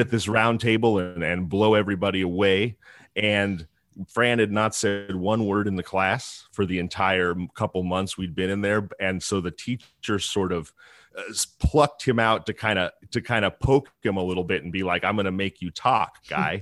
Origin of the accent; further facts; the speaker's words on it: Northern California, United States; I grew up in Northern California in the middle of the woods, off the power grid